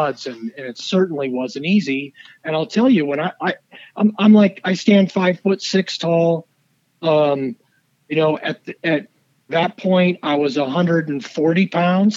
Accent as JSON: {"language": "English", "region": "Southern California", "country": "United States", "tie": "born or raised there", "said": "I grew up in Southern California"}